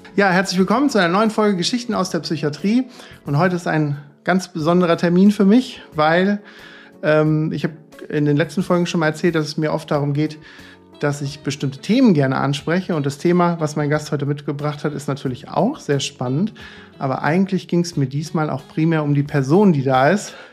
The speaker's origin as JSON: {"language": "German", "area": "northern Odenwald", "region": "Hesse", "country": "Germany", "said": "ich komme ja aus dem Weinanbaugebiet äh, äh, nördlicher Odenwald"}